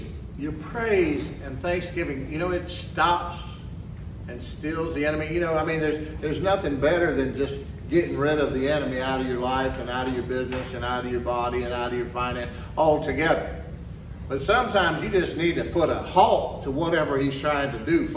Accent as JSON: {"language": "English", "area": "the South", "region": "Texas", "country": "United States", "said": "we're generally pretty friendly down here in the South, especially Texas"}